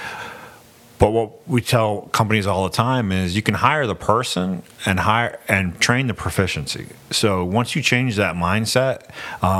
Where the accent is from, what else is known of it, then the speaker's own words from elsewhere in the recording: Portland, Maine, United States; moved away as an adult; So I was born and raised in Portland. And as soon as I graduated high school, I joined the Navy, served for 21 years, came back to Maine